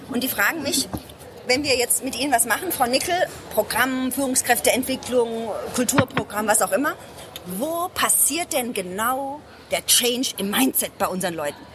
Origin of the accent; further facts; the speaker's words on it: Ludwigshafen, Rhineland-Palatinate, Germany; Ähm, also ich komme aus Ludwigshafen, das ist eine Stadt, Arbeiterstadt.